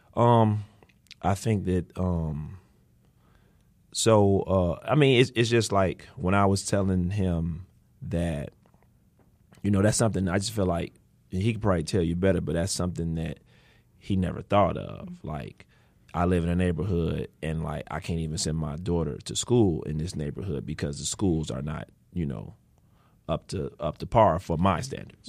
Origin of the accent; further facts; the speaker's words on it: Chicago, Illinois, United States; I grew up in Austin